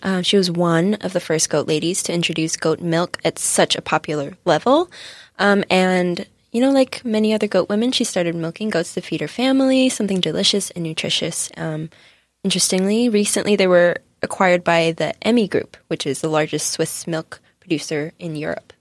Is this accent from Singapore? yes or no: yes; Singapore; now in California, United States; As someone who comes from Singapore